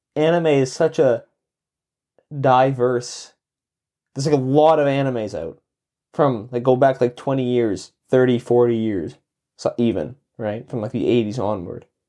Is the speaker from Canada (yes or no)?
yes; Canada; I grew up in Canada